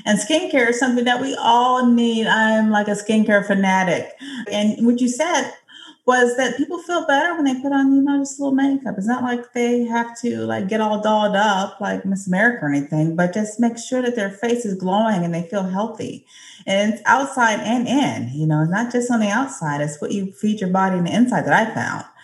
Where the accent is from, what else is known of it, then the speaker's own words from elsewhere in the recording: Manchester, North West England, United Kingdom; I'm from Manchester in the UK.